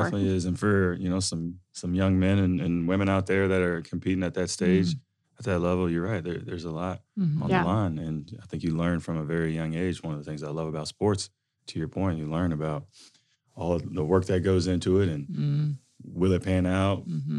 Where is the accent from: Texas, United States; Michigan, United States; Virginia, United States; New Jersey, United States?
Virginia, United States; Alexandria; Well, I grew up just outside of the Washington, D.C. area in Alexandria, Virginia.